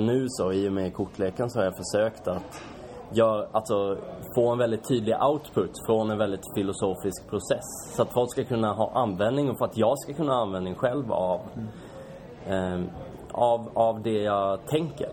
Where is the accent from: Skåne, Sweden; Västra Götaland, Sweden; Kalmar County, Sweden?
Kalmar County, Sweden; Kalmar; now in Stockholm, Sweden; Kalmar kommer jag ifrån